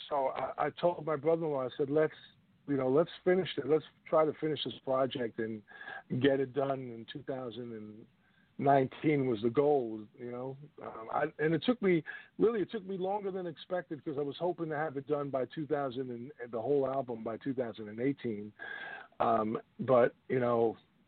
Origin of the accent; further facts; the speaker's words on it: New York, United States; moved away as an adult; also born or lived in Richmond, Virginia / Washington, D.C.; I left 95 from New York to Richmond, and then from Richmond to Washington, D.C.